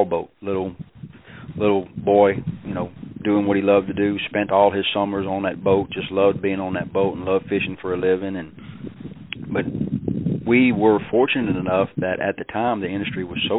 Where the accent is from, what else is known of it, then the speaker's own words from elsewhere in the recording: Delacroix Island, Louisiana, United States; moved away; I'm from South Louisiana, about as far south as you can go. Actually, at the end of the road where I grew up on Delacroix Island